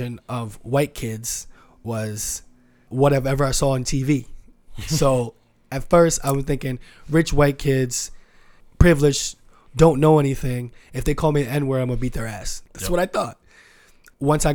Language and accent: English; New York City, New York, United States; I was born in the Bronx and my mother died when I was 3. I didn't know my father until a couple of months ago. I grew up with my grandmother